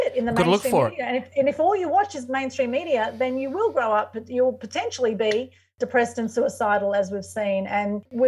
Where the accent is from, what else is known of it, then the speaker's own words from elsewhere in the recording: Sydney, New South Wales, Australia; I was born in Sydney to Greek, Turkish and Ukrainian parents and heritage